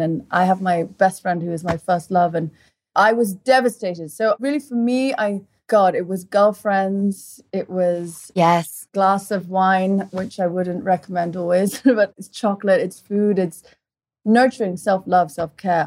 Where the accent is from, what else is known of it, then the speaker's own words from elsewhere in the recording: Portugal; moved away; also born or lived in England; I grew up in Portugal. At one and a half, my mother took us to Portugal, my brother and I. My brother's two and a half, and we lived there for 17 years